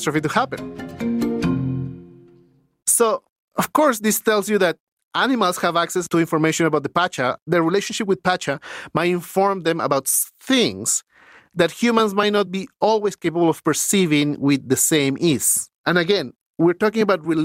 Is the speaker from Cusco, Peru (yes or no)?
no; Lima, Peru; moved away as an adult; now in Canada; when I grew up in Lima, winters were 14 degrees Celsius